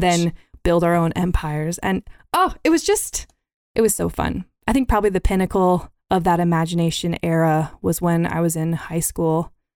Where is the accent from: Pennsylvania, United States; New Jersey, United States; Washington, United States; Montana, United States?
Montana, United States; Billings; also born or lived in San Diego; I was born in San Diego and moved to Billings, Montana on my first birthday.